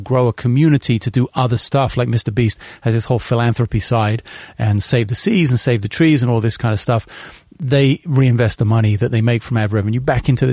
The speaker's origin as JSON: {"language": "English", "region": "London", "country": "United Kingdom", "tie": "born or raised there", "said": "I want to start with London because it's my hometown"}